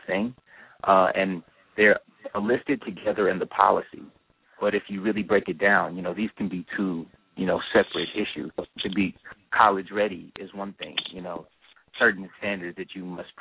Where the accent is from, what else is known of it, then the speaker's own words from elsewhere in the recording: Tennessee, United States; moved away as an adult; now in Los Angeles, United States; I'm originally from Tennessee